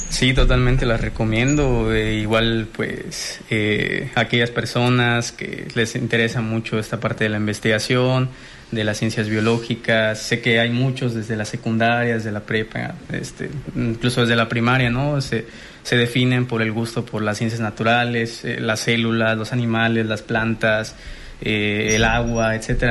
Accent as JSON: {"language": "Spanish", "town": "Puerto Morelos", "region": "Quintana Roo", "country": "Mexico", "lives_now": "Cozumel, Mexico", "said": "yo soy de Puerto Morelos"}